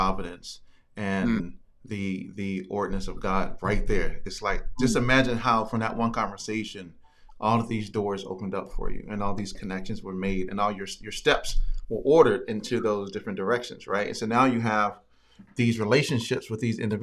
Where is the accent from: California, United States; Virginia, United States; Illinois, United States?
Virginia, United States; I'm from Virginia